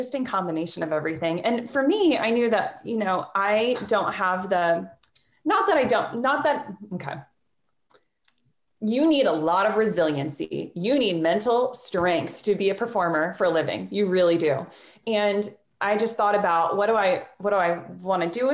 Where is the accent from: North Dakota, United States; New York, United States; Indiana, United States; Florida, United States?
Florida, United States; Jacksonville; I'm from Florida. I'm from Jacksonville, Florida